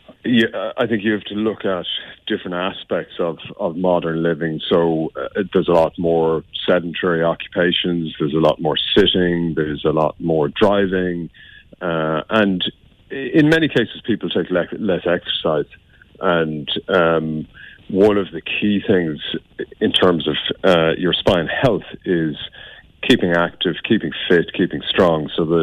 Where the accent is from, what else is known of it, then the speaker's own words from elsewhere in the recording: Limerick, Munster, Ireland; I was brought up in Limerick, went to school in Limerick.